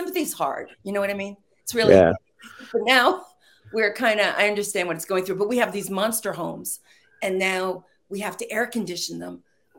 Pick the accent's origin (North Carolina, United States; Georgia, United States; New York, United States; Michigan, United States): New York, United States; now in Texas, United States; I'm from New York, and I'm not used to this.